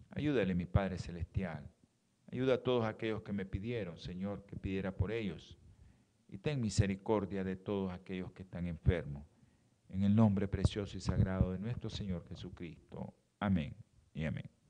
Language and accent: Spanish; Mexico; aquellos que somos que venimos de México para acá, no comamos mucha tortilla en estos tiempos